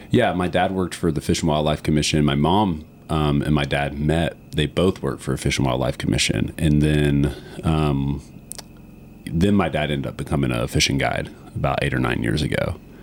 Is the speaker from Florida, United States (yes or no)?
yes; Green Swamp West, outside Tampa, Florida, United States; I grew up the first five years of my life in an area outside of Tampa called Green Swamp West. So my family is five generations of the Tampa Bay Cedar Key area